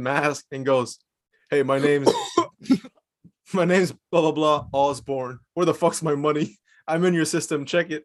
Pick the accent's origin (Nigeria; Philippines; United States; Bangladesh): Philippines; we're Filipinos